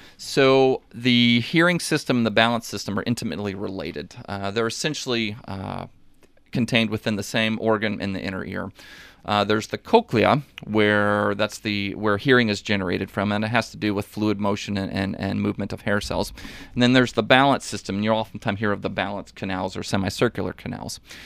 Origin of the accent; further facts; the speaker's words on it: Washington, Missouri, United States; also born or lived in San Antonio / Fort Leonard Wood; I grew up, uh, uh, kind of in the local area. I'm from Washington, Missouri originally